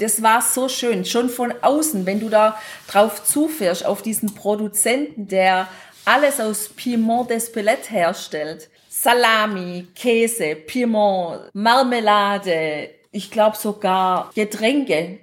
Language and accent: German; Germany; wir kommen aus Deutschland